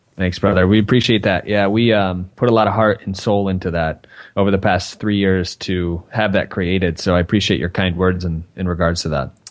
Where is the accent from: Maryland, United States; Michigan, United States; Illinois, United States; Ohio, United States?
Michigan, United States; I grew up in Michigan